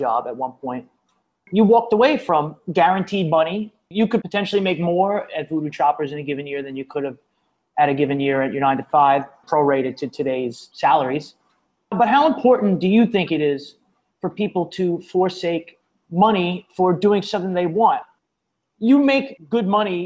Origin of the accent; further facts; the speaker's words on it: New York City, New York, United States; moved away as an adult; I'm from New York City. I left New York